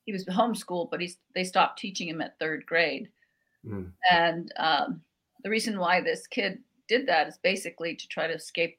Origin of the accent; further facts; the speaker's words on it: Albuquerque, New Mexico, United States; I grew up in Barelas, which is the oldest barrio in Albuquerque